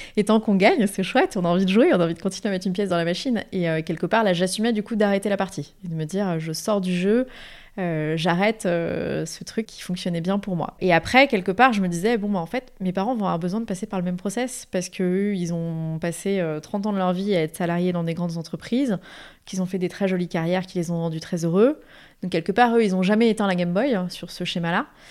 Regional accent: Paris region, Île-de-France, France; j'ai grandi en région parisienne, euh, mais avec un ancrage familial très fort dans le sud de la France

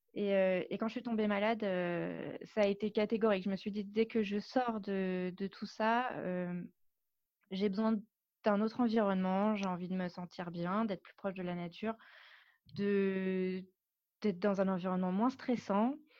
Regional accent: Paris, Île-de-France, France; moved away as an adult; now in Biarritz, France; je suis parisienne, je suis née à Paris, j'ai grandi à Paris

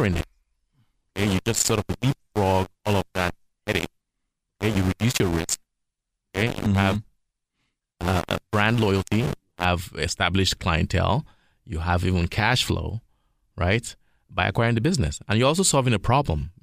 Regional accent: Nigeria; now in Toronto, Canada; I'm from Toronto, Canada, way of West Africa, Nigeria

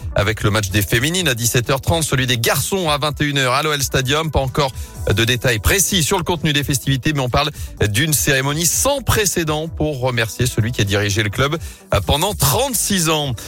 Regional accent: Auvergne-Rhône-Alpes, France; chez nous en Auvergne-Rhône-Alpes

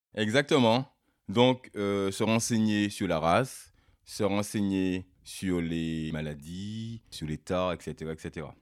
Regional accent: Martinique; now in Brittany, France; Je suis martiniquais d'origine. Ça fait maintenant 15 ans que je suis ici, en Bretagne.

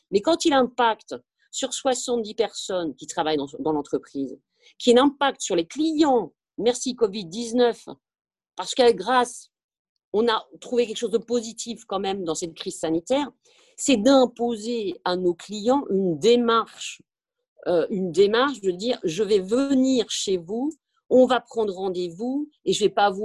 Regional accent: France; comme nous sommes français, nous sommes latins

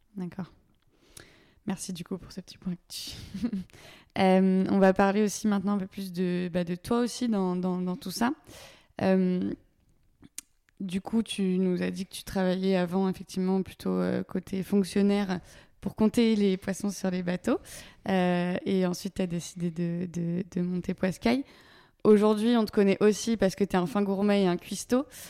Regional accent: Paimpol, Brittany, France; je suis originaire de Paimpol.

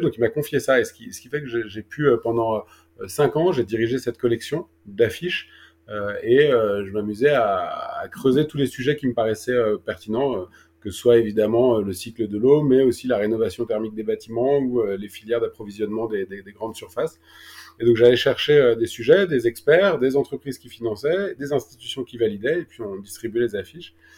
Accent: Paris, Île-de-France, France; also born or lived in Toulouse; j'ai grandi à Paris

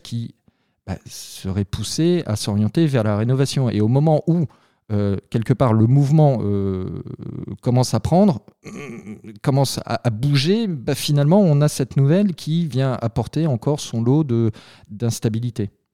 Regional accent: France; on est français, on est quand même assez latin

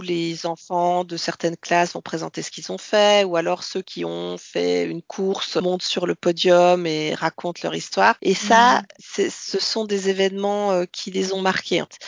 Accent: Bourgogne-Franche-Comté, France; moved away as an adult; also born or lived in Martinique / Australia; j'ai passé mon enfance euh, et mon adolescence en Franche-Comté, mais je suis née en Martinique

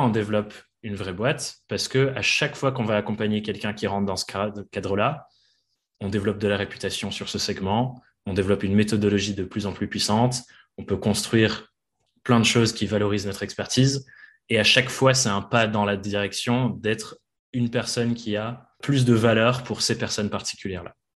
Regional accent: England, United Kingdom; moved away; je suis anglais à la base

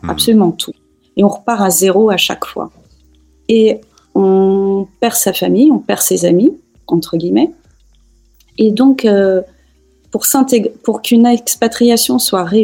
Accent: France; also born or lived in Tehran, Iran / Barcelona, Spain / United States / United Arab Emirates; now in Bern, Switzerland; je suis à l'origine franco-iranienne. Je suis née à Téhéran, j'ai vécu euh, essentiellement en France.

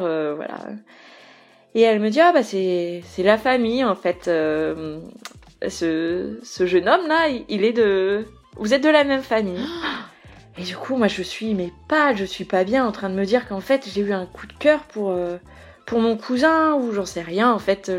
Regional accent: Brittany, France; je suis, je suis bretonne d'origine

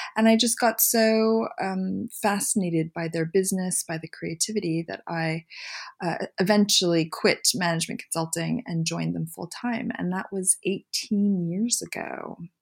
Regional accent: Montreal, Quebec, Canada; moved away as an adult; also born or lived in Philadelphia / San Francisco; now in London, United Kingdom; But I grew up in Montreal

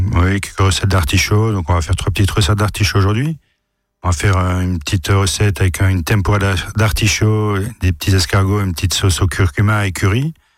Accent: France; Chez nous en France

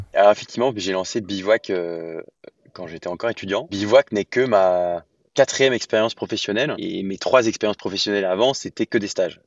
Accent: Lyon, Auvergne-Rhône-Alpes, France; j'ai grandi à Lyon

